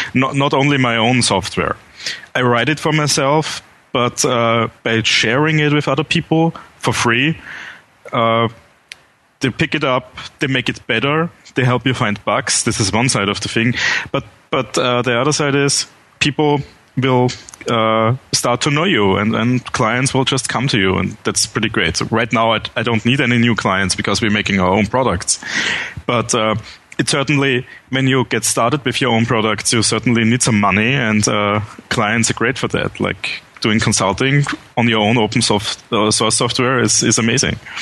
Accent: Vienna, Austria; English is a second language; I'm from Vienna, Austria, born and raised there. So pardon my accent

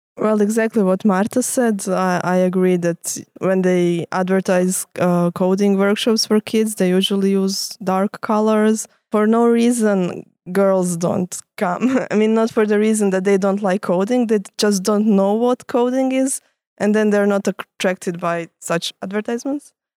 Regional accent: Croatia; moved away as an adult; now in Lausanne, Switzerland; I come from Croatia. That's where I studied

